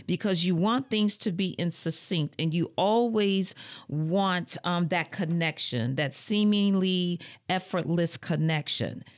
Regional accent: Muskegon Heights, Michigan, United States; moved away as an adult; now in Lansing, United States; I hail from Muskegon Heights, Michigan

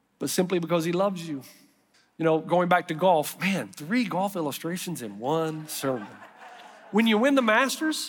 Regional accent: East Tennessee, United States; I grew up in Eastside Christian Church in the sticks of East Tennessee

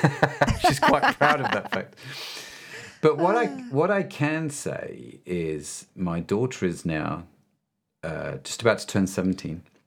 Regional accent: United Kingdom; They assumed I'm a Christian because I'm British

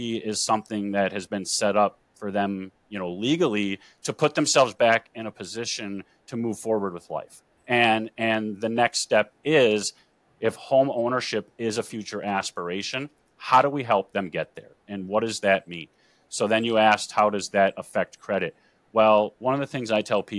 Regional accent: Green Bay, Wisconsin, United States; I am born and raised in Green Bay, Wisconsin.

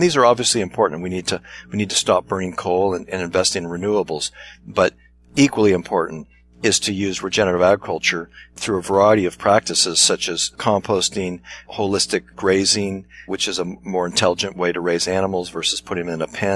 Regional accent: Pasadena, California, United States; also born or lived in Altadena; as a young boy, I grew up in Pasadena, just outside of Los Angeles

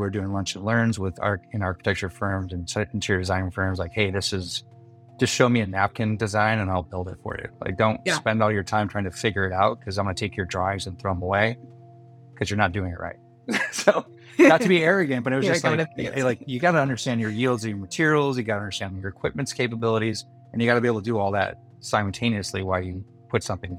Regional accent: Milford, Michigan, United States; also born or lived in Detroit, Michigan; now in San Diego, United States; I'm from Detroit and we were out in the boonies. We were in Milford, Michigan

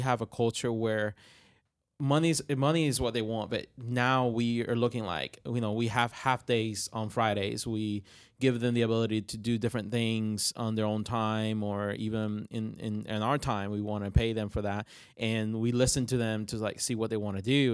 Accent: Puerto Rico; English is a second language; moved away; I'm from Puerto Rico

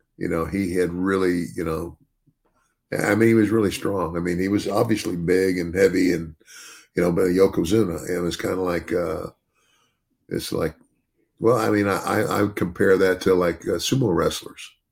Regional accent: United States; also born or lived in Arizona; I grew up in the South and in Arizona

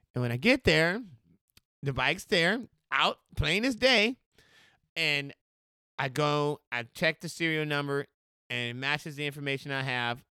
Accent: Austin, Texas, United States; moved away as an adult; now in Portland, United States; I'm from Austin, Texas, and, uh, I believe about in twenty fourteen is when I decided to expand or at least find another place to move

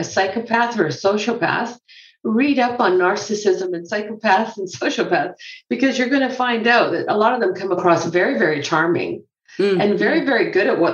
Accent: Canada; also born or lived in Scotland; I grew up in Canada

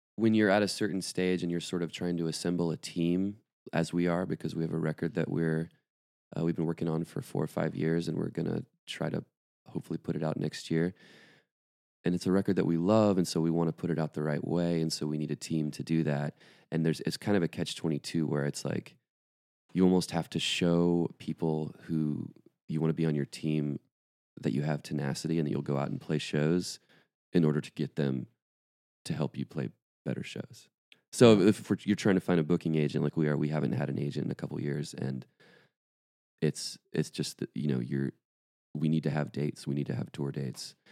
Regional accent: Atlanta, Georgia, United States; also born or lived in Athens, Georgia; I grew up in the suburbs of Atlanta, Georgia.

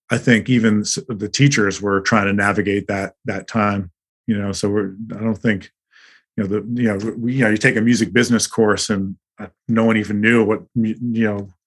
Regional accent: Mississippi, United States; I grew up in Mississippi. You know, I'm from

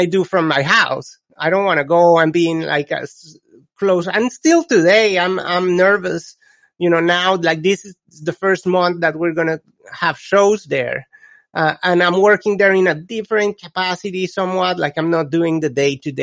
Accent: Colombia; English is a second language; now in United States; I come from Colombia, which is when I was growing up, it was a complete different environment.

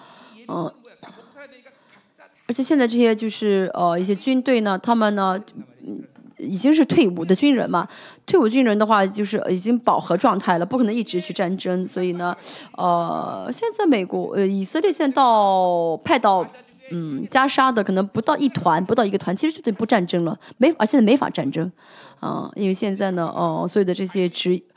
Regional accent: South Korea; Chinese is a second language; 因为我们作为韩国人，在韩为在啊在韩国，圣经里面没有说到韩国

